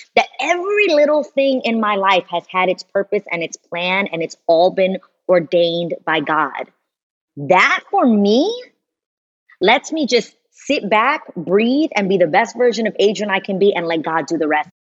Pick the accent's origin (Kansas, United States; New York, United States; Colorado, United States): New York, United States; New York City; I'm a girl from New York City